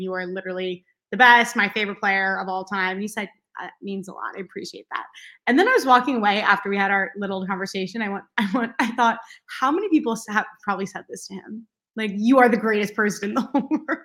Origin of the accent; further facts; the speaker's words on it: Long Island, New York, United States; I'm from Long Island